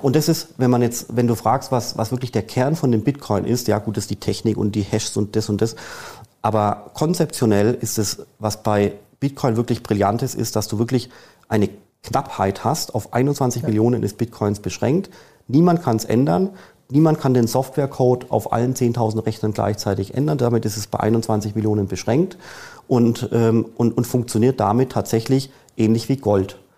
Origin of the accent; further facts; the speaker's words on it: Germany; als Deutscher in Deutschland